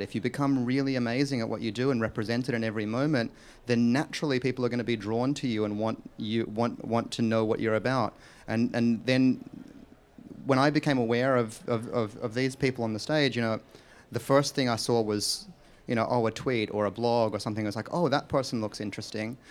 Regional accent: Australia; where I was born in Australia

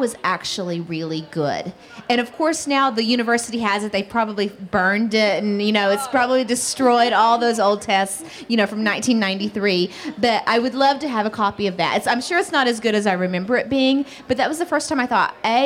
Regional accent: Oklahoma, United States; I grew up in Oklahoma

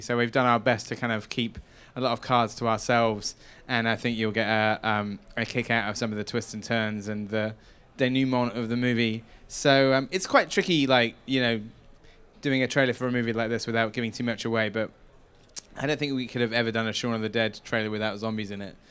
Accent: Wells, South West England, United Kingdom; moved away; Hot Fuzz was shot in my hometown

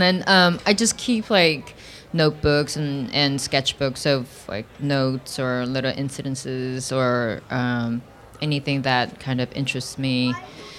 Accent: South Korea; now in United States; my childhood of growing up in Korea

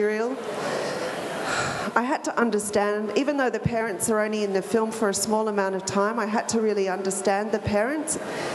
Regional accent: Australia; my role as an Australian

